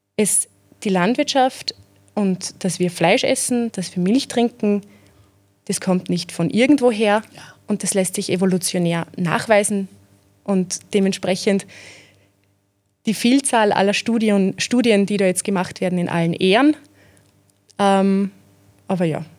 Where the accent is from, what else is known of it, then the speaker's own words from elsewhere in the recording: Zeillern, Lower Austria, Austria; accent: Mostviertel; Ich bin aus Zeilan im Bezirk Amstetten